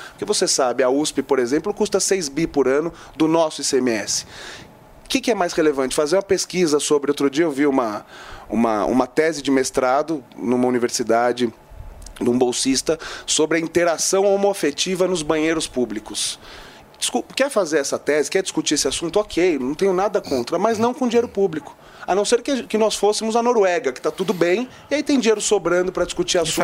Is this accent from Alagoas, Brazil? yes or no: no; São Paulo, Brazil; Eu sou paulistano